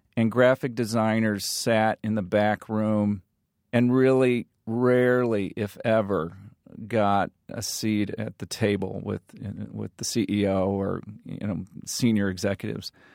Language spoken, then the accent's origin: English; Morton, Illinois, United States; I grew up in Morton.